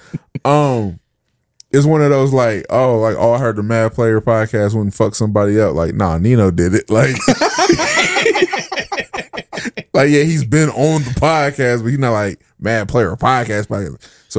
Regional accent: New York, United States; I'm a New Yorker, and I hate when people say that.

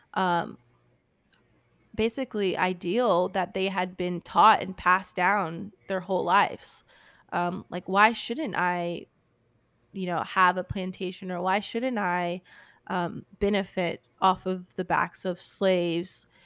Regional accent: United States; also born or lived in Richmond, Virginia; our country

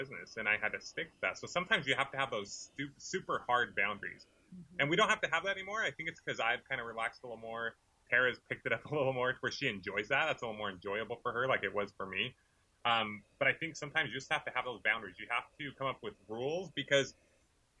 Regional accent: California, United States; I grew up in California

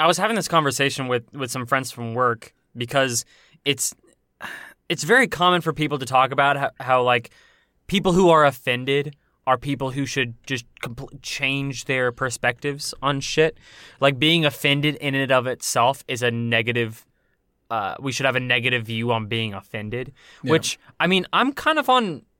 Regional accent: United States; Because I'm an American boy. I'm an American dusty boy.

